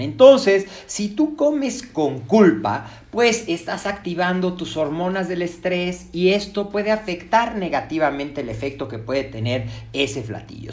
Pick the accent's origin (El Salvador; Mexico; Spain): Mexico; nosotros como mexicanos